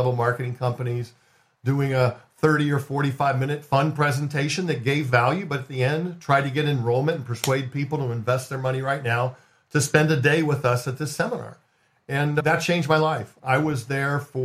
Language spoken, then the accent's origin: English; Spokane, Washington, United States; moved away as an adult; also born or lived in San Diego, California; had gravitated down to San Diego, California, from where I grew up in Spokane, Washington